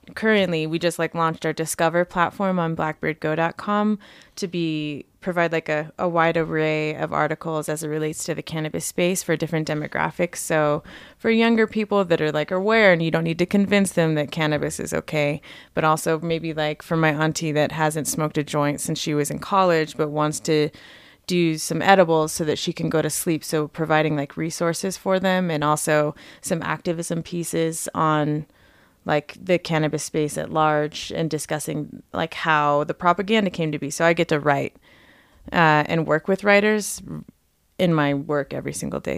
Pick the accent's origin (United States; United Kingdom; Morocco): United States; Las Vegas, Nevada; moved away as an adult; I grew up in Las Vegas, and I moved here when I was eighteen to go to school.